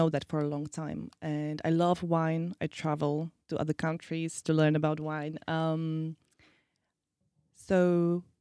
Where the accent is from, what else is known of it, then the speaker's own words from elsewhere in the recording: Slovakia; also born or lived in Czech Republic; I'm originally from, well, I was born in Czech Republic, but uh, I am Slovak.